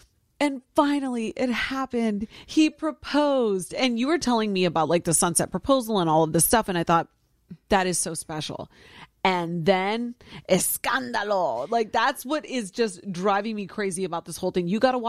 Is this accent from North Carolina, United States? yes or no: no; Ohio, United States; born or raised there